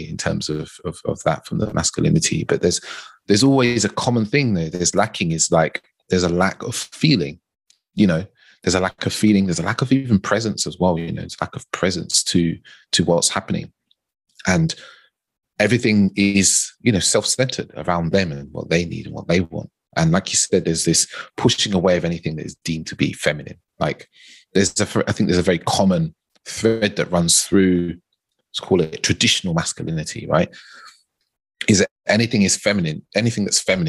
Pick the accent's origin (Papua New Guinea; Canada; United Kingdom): United Kingdom; even as a British black man, there's a slight different nuance from the American black man as well, right? And, you know, you can break it down into, like, my parents are Caribbean